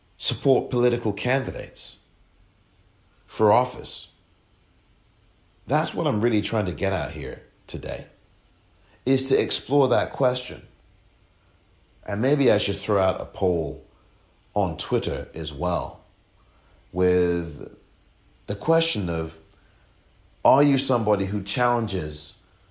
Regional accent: England, United Kingdom; I'm from England

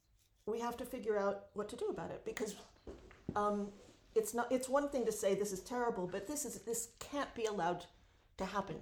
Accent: United States; You know, I grew up in America.

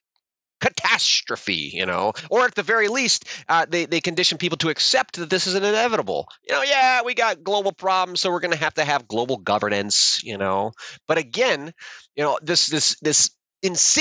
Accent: United States; being an American

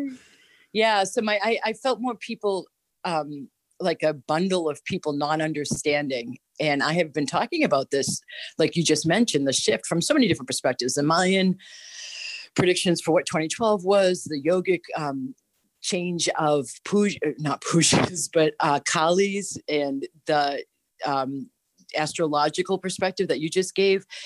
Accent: Boston, Massachusetts, United States; now in Florida, United States; Born and raised in Boston

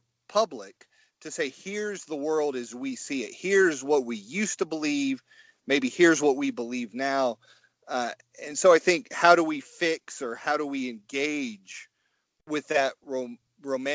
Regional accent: Kennesaw, Georgia, United States; born and raised in Kennesaw, Georgia, right outside of Atlanta

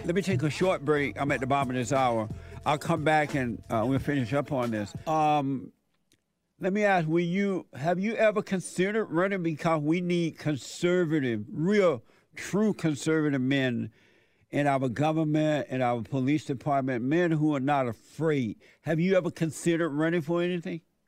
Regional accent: Alabama, United States; born or raised there

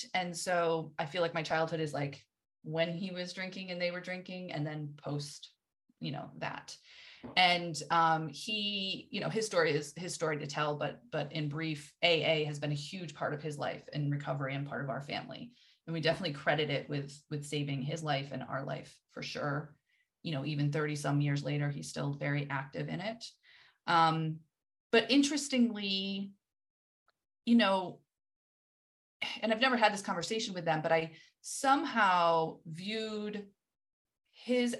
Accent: New England, United States; I grew up in New England

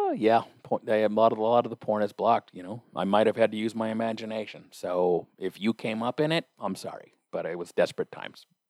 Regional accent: United States; I, as an American

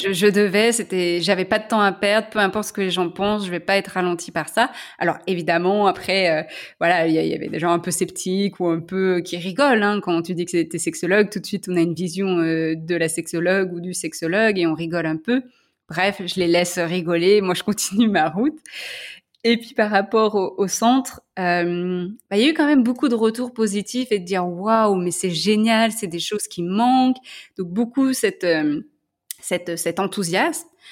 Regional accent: Lyon, Auvergne-Rhône-Alpes, France; moved away as an adult; also born or lived in San Francisco, United States; now in Belgium; je suis lyonnaise

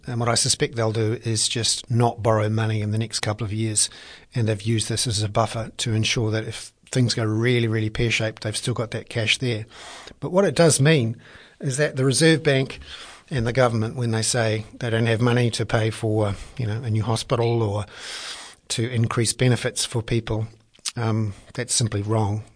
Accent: Wellington, New Zealand; I'm from Wellington.

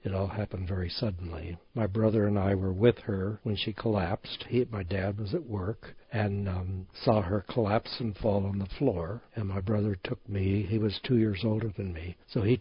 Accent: New Mexico, United States; also born or lived in Eugene, Oregon; now in Visalia, United States; he moved us to New Mexico to live with his parents

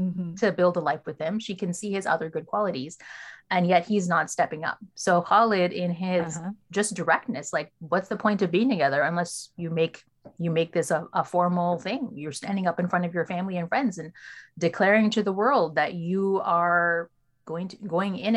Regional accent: Canada; from my wider Western upbringing in Canada, like I've picked up, I'm just as Canadian as I am South Asian, as I am Muslim

